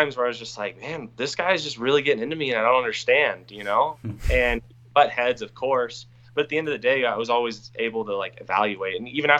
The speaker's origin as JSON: {"language": "English", "town": "Beaverton", "region": "Oregon", "country": "United States", "also_born_or_lived": "Sherwood", "said": "I'm from Beaverton."}